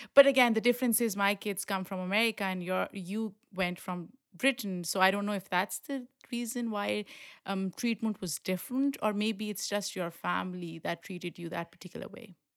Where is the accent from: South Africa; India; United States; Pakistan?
Pakistan; moved away; the way I grew up in Pakistan, very protected